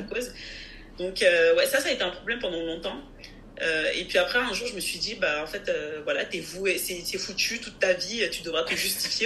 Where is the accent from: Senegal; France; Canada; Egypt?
France; Je suis française, je suis née en France, mais je suis aussi d'origine togolaise et de nationalité togolaise